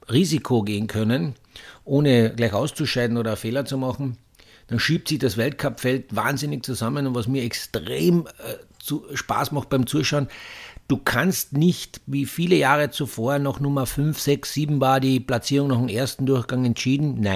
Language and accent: German; Austria; die Paella {S1} ist so das Synonym wie in, in, bei uns in Österreich die Panier.